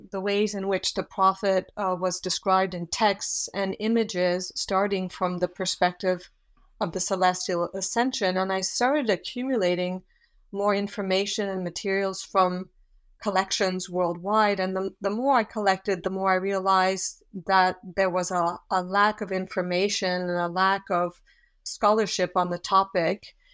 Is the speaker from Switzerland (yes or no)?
yes; Switzerland; also born or lived in Australia / Yugoslavia; and I am from Switzerland, so I hadn't had any languages or experience um, within the Islamic world.